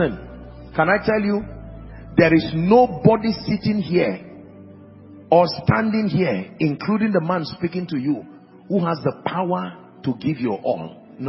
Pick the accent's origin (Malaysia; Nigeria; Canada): Nigeria; God, you don't know, I am a Nigerian. We keep crash landing because we don't allow the wisdom of God to take precedence.